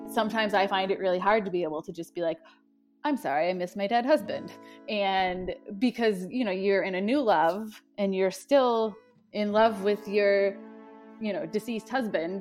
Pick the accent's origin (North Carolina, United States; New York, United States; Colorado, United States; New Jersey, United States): New York, United States; Buffalo; moved away as an adult; also born or lived in East Coast; I'm originally from the Buffalo, New York area